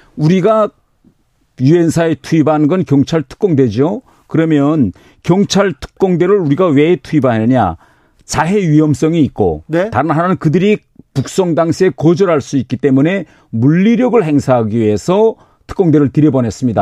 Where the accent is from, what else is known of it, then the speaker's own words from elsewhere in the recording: North Korea; also born or lived in United Kingdom; now in South Korea; 저는 이북 출신이니까